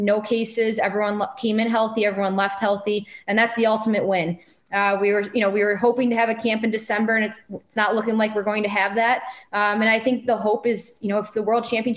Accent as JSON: {"language": "English", "town": "Chicago", "region": "Illinois", "country": "United States", "tie": "born or raised there", "also_born_or_lived": "San Jose", "said": "my hometown team"}